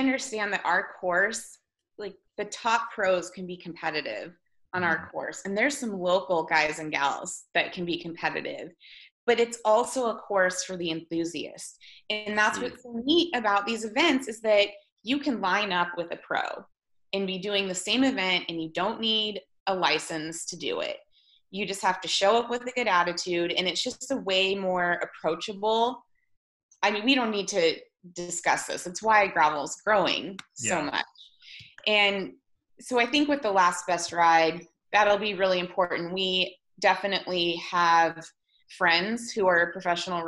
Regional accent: Whitefish, Montana, United States; grew up in Whitefish

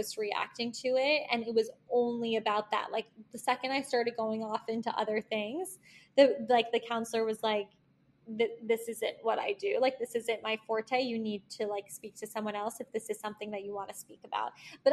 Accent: Locust Valley, New York, United States; now in New York City, United States; I'm from Locust Valley

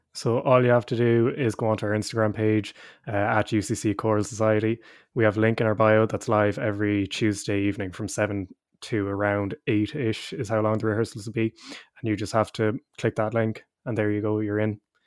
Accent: Leinster, Ireland; moved away as an adult; also born or lived in Cork; I'm from up the country, I'm from Leash myself

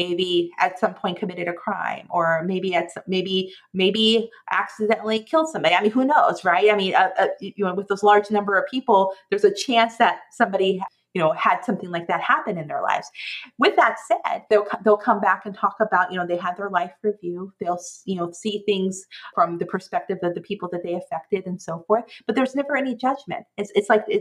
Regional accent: Oklahoma, United States; this was a Southern Baptist thing that they talked about when I, growing up in Oklahoma

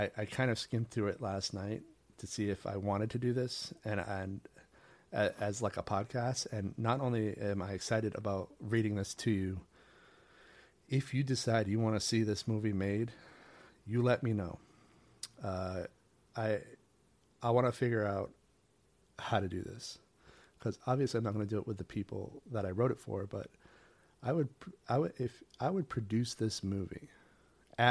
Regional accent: a small island off the coast of Maine, United States; moved away; I grew up on a small island off the coast of Maine.

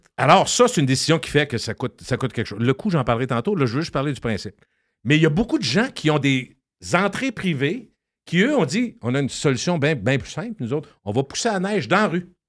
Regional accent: Quebec City, Quebec, Canada; Je viens de Loretteville, fier la, rue Racine

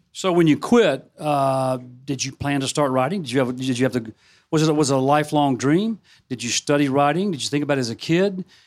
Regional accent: a suburb of Memphis, Mississippi, United States; my hometown, a suburb of Memphis

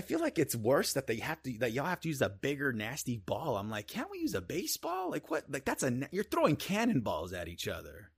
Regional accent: Iowa, United States; we're from Iowa

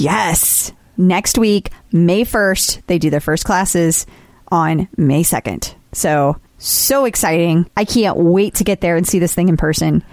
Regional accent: St. Louis, Missouri, United States

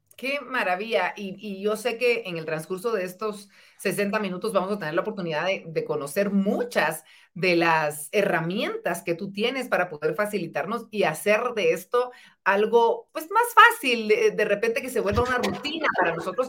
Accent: Guatemala; darnos a todos los guatemaltecos

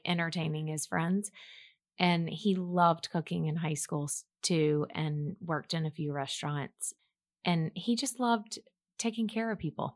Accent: Mobile, Alabama, United States; moved away; Mobile, Alabama, which is my hometown

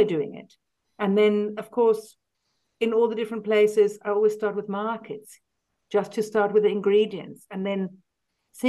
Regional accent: South Africa; moved away; also born or lived in London, United Kingdom; I was born in London, but we lived in South Africa then from when I was about four.

